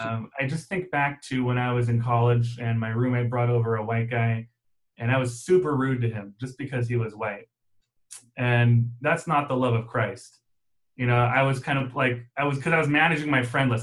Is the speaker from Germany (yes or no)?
yes; Germany; moved away; I grew up in Germany